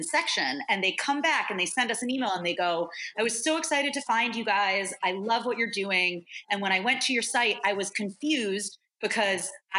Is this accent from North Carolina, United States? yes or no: no; New York, United States; moved away as an adult; now in San Francisco Bay Area, United States; I am a New Yorker at heart, die hard